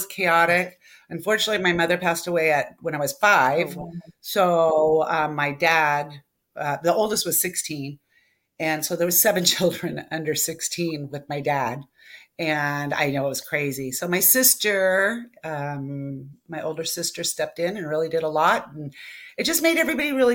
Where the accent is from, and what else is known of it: West Covina, California, United States; born or raised there